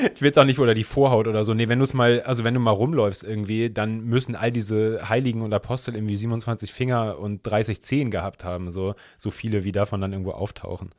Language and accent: German; Hamburg, Germany; ich bin ja im Hamburger Stadtteil Altona aufgewachsen